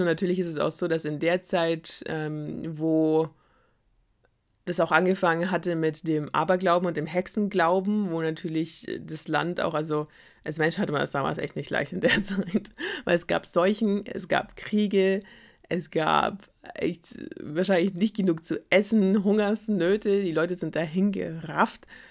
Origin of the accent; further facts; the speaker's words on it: Germany; wir als Deutsche